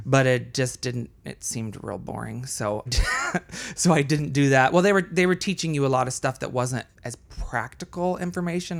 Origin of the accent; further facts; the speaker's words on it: Florida, United States; also born or lived in Colombia; in second grade or so, we moved to Florida. And so I grew up mostly in Florida